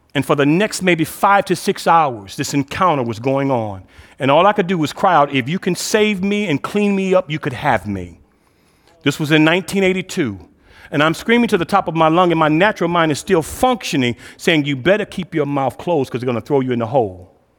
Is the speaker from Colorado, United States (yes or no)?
no; Cleveland, Ohio, United States; I'm originally from Cleveland, um, was the sixth child of two-parent home in the inner city of Cleveland.